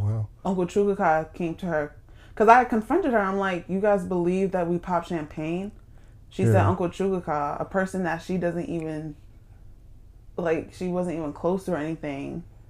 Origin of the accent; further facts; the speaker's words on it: Maryland, United States; I'm from Maryland.